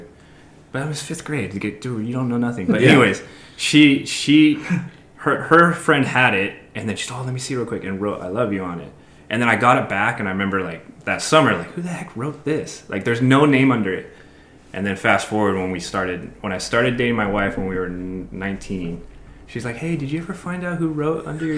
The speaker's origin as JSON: {"language": "English", "town": "Huntington Beach", "region": "California", "country": "United States", "tie": "born or raised there", "said": "I was born in Huntington. They split up at 4. And then we moved every year"}